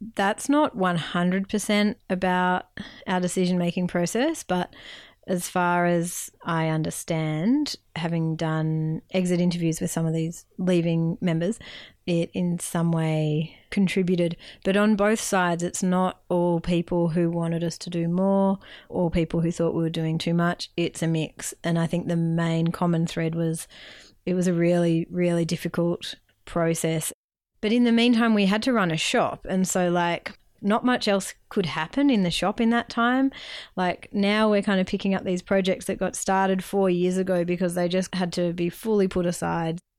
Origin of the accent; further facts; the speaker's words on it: Melbourne, Victoria, Australia; moved away as an adult; also born or lived in Bega Valley, New South Wales; now in Bega, Australia; I'm originally from Melbourne